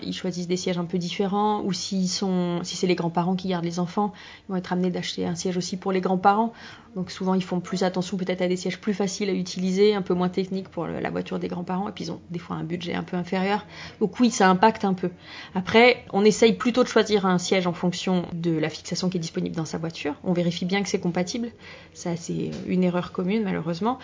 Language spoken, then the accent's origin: French; France; chez nous en France